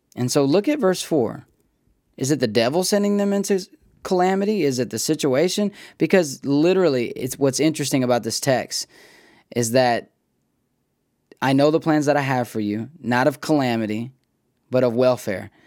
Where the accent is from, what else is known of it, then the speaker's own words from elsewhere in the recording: United States; we as American thinkers